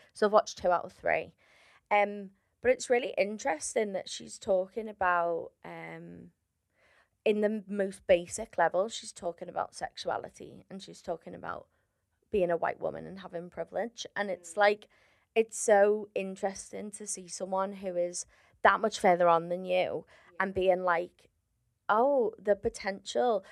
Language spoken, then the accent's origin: English; Liverpool, North West England, United Kingdom; I'm from Liverpool